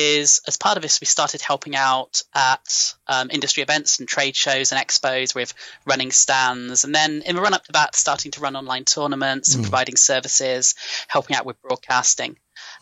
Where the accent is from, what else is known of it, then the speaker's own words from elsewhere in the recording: Gloucestershire, South West England, United Kingdom; And Fastos is in my hometown. I grew up in Gloucestershire. It's where I'm from.